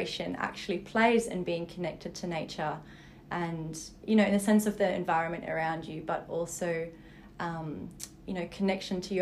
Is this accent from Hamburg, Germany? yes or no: no; Berlin, Germany; now in Sydney, Australia; I live in the beautiful Sydney beaches, but I was actually born and raised in Berlin.